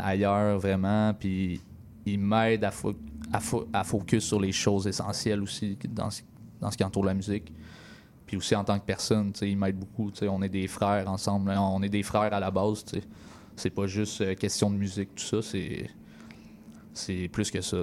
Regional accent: Berthierville, Quebec, Canada; Je viens de ce petit coin-là, Berthierville, une petite ville d'environ, je te dirais, 10 000 habitants. Euh, j'ai grandi là.

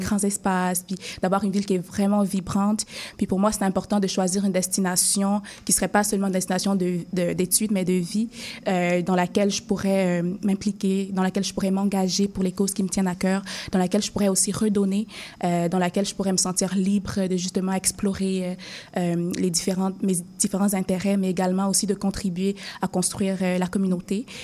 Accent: Cameroon; moved away as an adult; now in Montreal, Canada; j'avais terminé mes études secondaires dans mon pays d'origine qui est le Cameroun

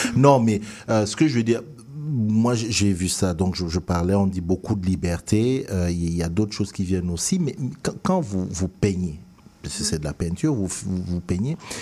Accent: Cameroon; moved away; quand je suis sorti de mon pays d'origine, le Cameroun

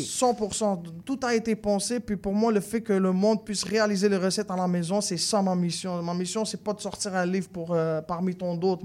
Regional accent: Morocco; now in Quebec, Canada; je viens du Maroc

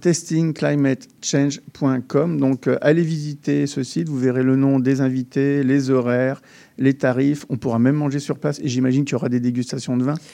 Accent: France; lorsqu'on est français

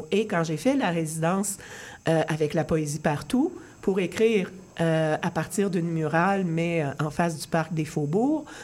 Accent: Rimouski, Quebec, Canada; je suis allée faire un petit séjour de 48 heures chez moi à Rimouski.

